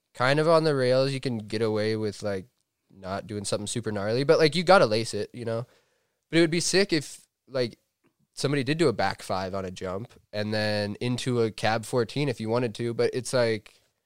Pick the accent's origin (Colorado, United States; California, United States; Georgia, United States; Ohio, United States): Colorado, United States; Steamboat Springs; I grew up in Steamboat Springs, Colorado